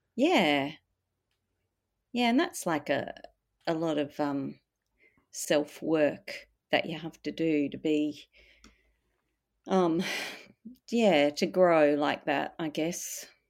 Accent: Perth, Western Australia, Australia; now in Melbourne, Australia; growing up in Perth, I did feel l, the, an emptiness there.

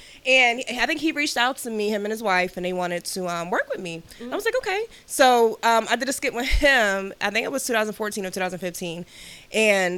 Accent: Philadelphia, Pennsylvania, United States; I am a Philly girl. I'm from Uptown, born and raised in Philly.

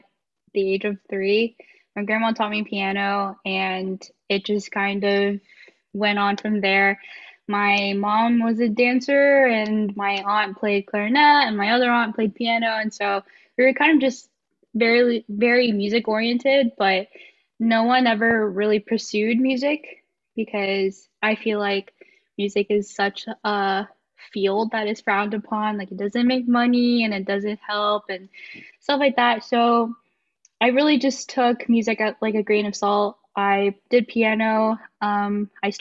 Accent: Mesquite, Texas, United States; also born or lived in Wylie, Texas / Sherman, Texas; now in Denton, United States; I was born in Mesquite, Texas, and then I lived there all my life up until high school

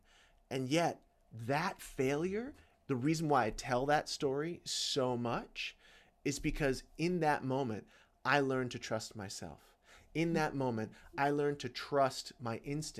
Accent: Georgia, United States; I was born in Georgia

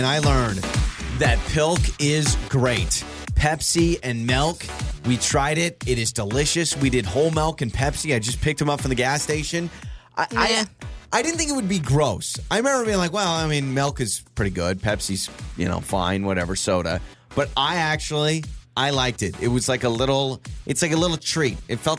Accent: United States; Maybe I just thought as an American in London, they don't like me.

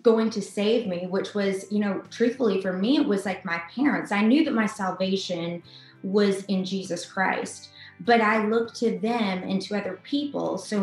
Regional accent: Atlanta, Georgia, United States; I'm from Atlanta. I'm a native Atlantan

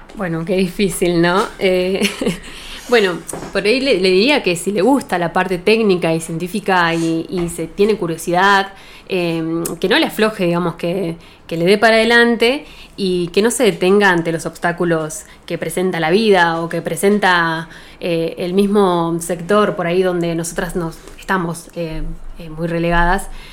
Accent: Bariloche, Río Negro, Argentina; now in Dina Huapi, Argentina; nací acá en Bariloche, soy nacida y criada

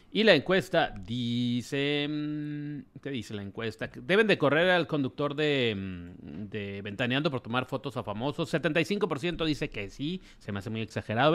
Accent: Ciudad Obregón, Sonora, Mexico; moved away; mi tierra, Obregón

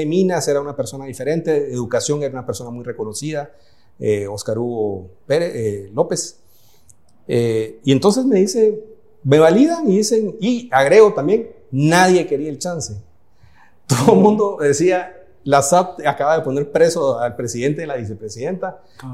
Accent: Guatemala; moved away as an adult; also born or lived in Switzerland / Germany / Italy; Yo hice una parte de mi carrera fuera de Guatemala

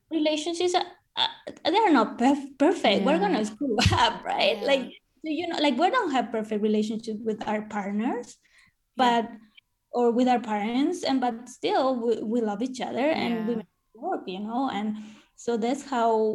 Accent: Paraguay; also born or lived in Canada; now in Spain; I grew up in South America, in the heart of South America, in Paraguay

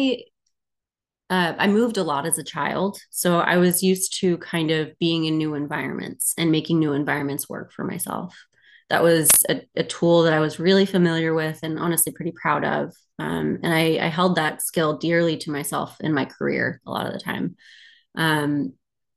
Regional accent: Texas, United States; moved away as an adult; now in Philadelphia, United States; I come from Texas, as Courtney mentioned. I moved here to Philly in 2021

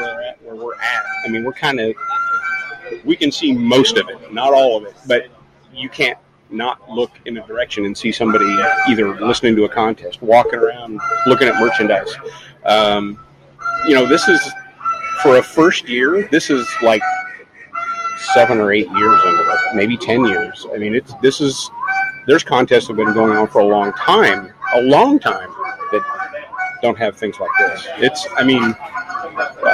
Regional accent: Des Moines, Iowa, United States; I'm from Des Moines, Iowa.

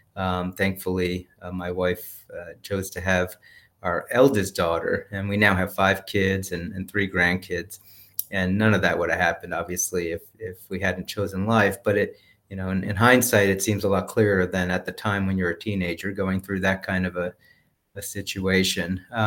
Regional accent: New Jersey, United States; I grew up Catholic up in New Jersey. I went to Catholic school for elementary and secondary school.

